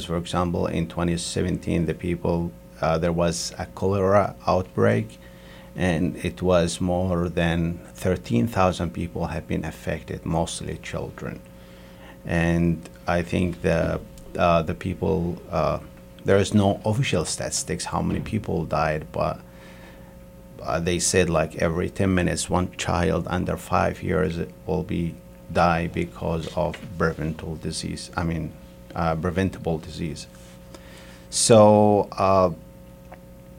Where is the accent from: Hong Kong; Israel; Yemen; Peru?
Yemen; moved away as an adult; I came from Yemen, and they started in 2015 to have a war